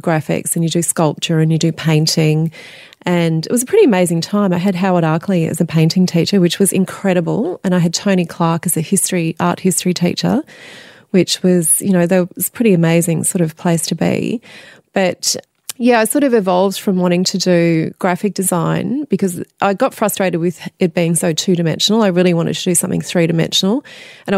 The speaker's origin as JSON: {"language": "English", "region": "country Victoria", "country": "Australia", "tie": "born or raised there", "also_born_or_lived": "Adelaide, South Australia"}